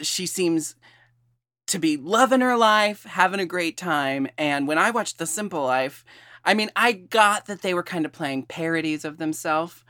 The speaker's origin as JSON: {"language": "English", "town": "Portland", "region": "Oregon", "country": "United States", "tie": "born or raised there", "said": "I was born and raised in Portland"}